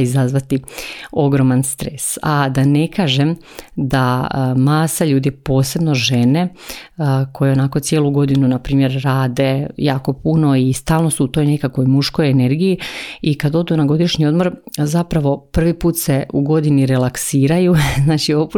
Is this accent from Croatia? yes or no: yes; Croatia; tu kod nas u Hrvatskoj